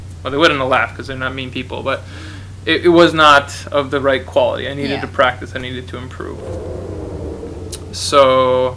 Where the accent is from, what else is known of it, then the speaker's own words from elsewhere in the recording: Minnesota, United States; I'm from Minnesota